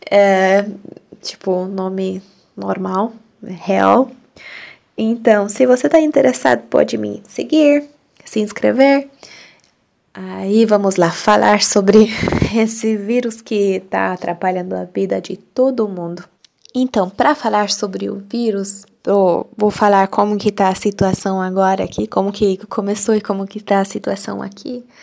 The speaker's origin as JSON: {"language": "Portuguese", "country": "Hungary", "also_born_or_lived": "Brazil", "first_language": "Hungarian", "second_language": "Portuguese", "said": "eu sou da Hungria e eu falo português porque eu morei no Brasil, passei um ano no Brasil, aprendi português e além disso eu falo húngaro, né, minha língua materna"}